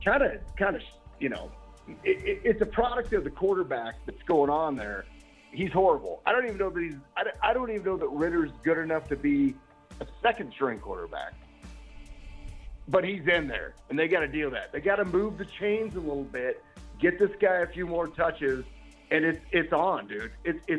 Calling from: Denver, Colorado, United States; From Denver, ma'am.

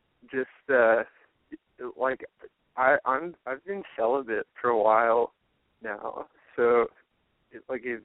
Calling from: Austin, Texas, United States; I'm 26 and I live around near Austin.

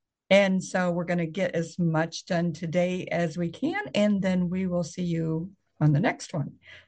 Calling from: Illinois, United States; so in case anybody doesn't know, we're talking from Illinois.

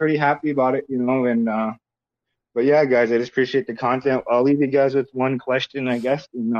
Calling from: Mandan, North Dakota, United States; Calling from Mandan, North Dakota. Bismarck, North Dakota area.

